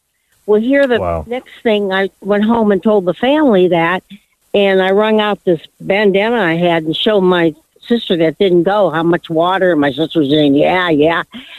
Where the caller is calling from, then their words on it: Menifee, California, United States; Hi. From Menifee.